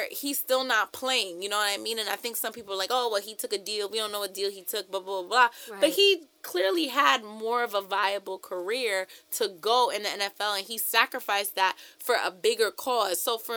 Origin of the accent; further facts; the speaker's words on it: New York City, New York, United States; I'm from Brooklyn